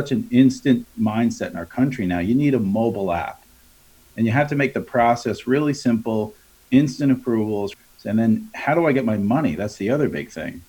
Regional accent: Long Island, New York, United States; moved away as an adult; now in Charlotte, United States; My brother still runs our family remodeling business back on Long Island, where I'm originally from. So you might hear my accent come through a little bit today. But again, grew up in the industry

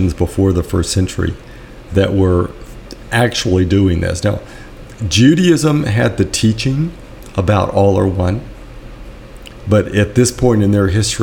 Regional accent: Birmingham, Alabama, United States; I grew up in Birmingham knowing about the walls between tribes, knowing that I was Lebanese Catholic

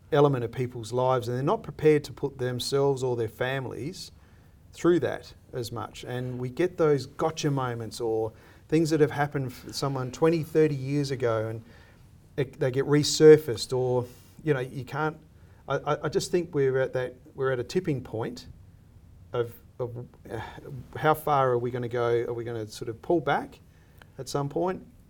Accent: Australia; I see myself as an Australian

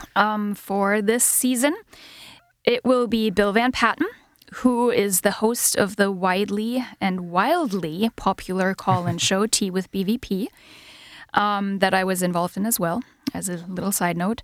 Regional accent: Germany; first language German; English is a second language; moved away as an adult; also born or lived in Michigan, United States; now in Ithaca, United States; I'm originally from Germany. Um, grew up there, spent more than half of my life there

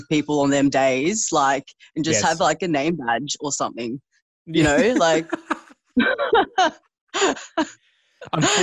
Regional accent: Canberra, Australian Capital Territory, Australia; moved away as an adult; now in Brisbane, Australia; I'm actually from Canberra originally

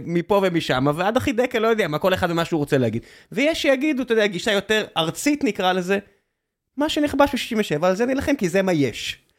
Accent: Beersheba, Southern District, Israel; now in Tel Aviv, Israel; לבאר שבע, איפה שגדלתי

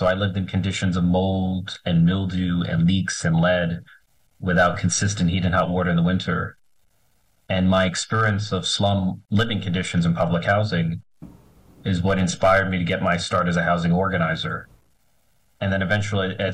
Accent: New York City, New York, United States; I was born and raised in the Bronx.

